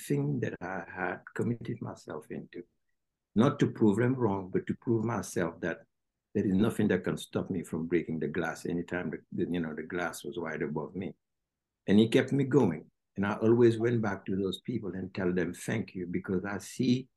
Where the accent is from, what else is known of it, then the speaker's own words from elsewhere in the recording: Senegal; English is a second language; now in United States; people don't know much about Senegal in this part of the world because we're French-speaking countries